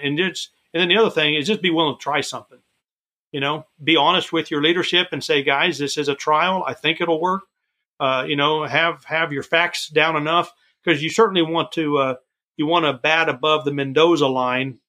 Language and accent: English; Florida, United States; growing up in Florida, um, I would walk to the beaches out there